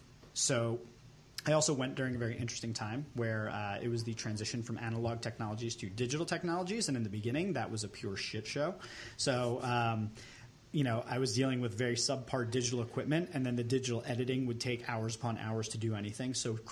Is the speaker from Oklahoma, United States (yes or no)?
no; Port Washington, New York, United States; also born or lived in South Shore of Long Island; as a child, I grew up on the South Shore of Long Island, which is a real blue-collar kind of area, and I spent the first 12 years of my life there, moved to a more North Shore, ritzy, white kind of suburb called Port Washington